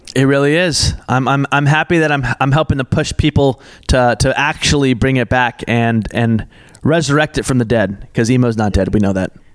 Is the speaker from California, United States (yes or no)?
no; Portland, Oregon, United States; now in Los Angeles, United States; I grew up in Portland, Oregon